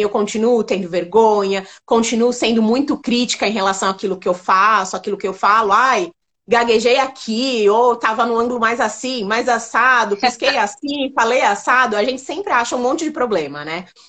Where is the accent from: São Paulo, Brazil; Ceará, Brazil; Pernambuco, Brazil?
São Paulo, Brazil; eu sou de São Paulo, né? Sou, sou paulista